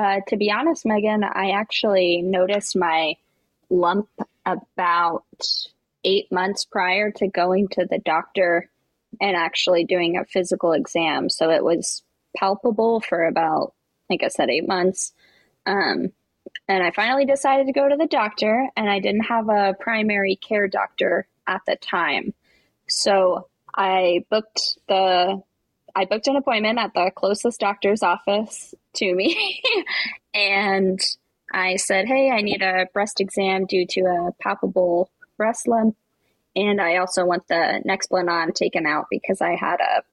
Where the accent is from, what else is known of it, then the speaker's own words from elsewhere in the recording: East Coast, United States; I am from the East Coast